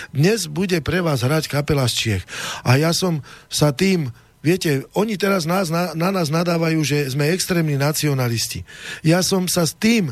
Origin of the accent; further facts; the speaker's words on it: Oslany area, Rudno valley, Nitra region, Trenčín Region, Slovakia; ja som chlapec z dediny, z Oseči, z takej krásnej oblasti Nitrianskej Rudno, e, Rudňanská dolina pod stražovskou hornatinou